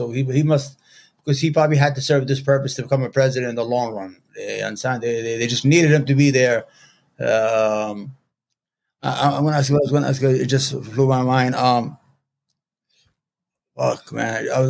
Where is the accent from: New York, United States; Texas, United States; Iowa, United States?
New York, United States; I grew up in New York. I know Trump from the early 90s.